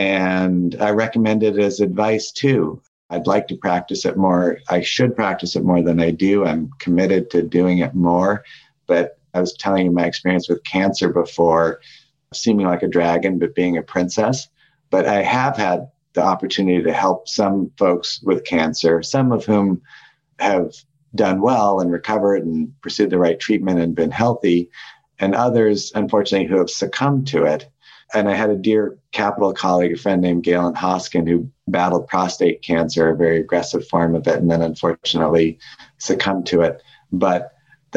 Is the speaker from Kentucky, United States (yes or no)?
no; Santa Fe, New Mexico, United States; I was growing up in Santa Fe, New Mexico